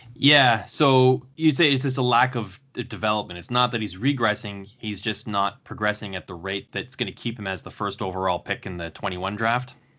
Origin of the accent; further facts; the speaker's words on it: Canada; being a Canadian